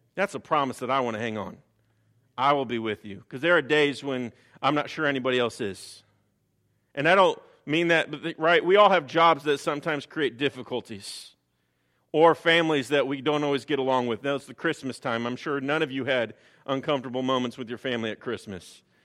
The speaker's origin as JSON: {"language": "English", "town": "Chicago", "region": "Illinois", "country": "United States", "moved": "yes", "said": "I'm originally from Chicago, so I tend to talk a little fast."}